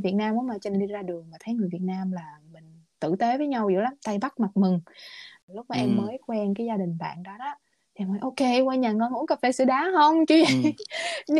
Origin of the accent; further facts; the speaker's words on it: Vietnam; moved away as an adult; now in United States; lúc em ở Việt Nam